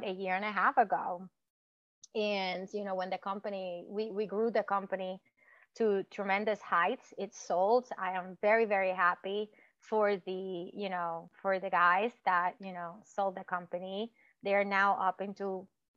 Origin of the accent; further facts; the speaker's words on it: Puerto Rico; moved away; I grew up in Puerto Rico